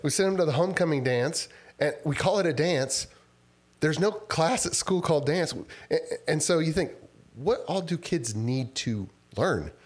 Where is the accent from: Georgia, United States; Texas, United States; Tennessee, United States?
Texas, United States; Rosenberg; also born or lived in Houston / College Station / Austin; now in Spicewood, United States; I, uh, kinda grew up r-, around west of Su-, southwest of Sugarland in Rosenberg, Texas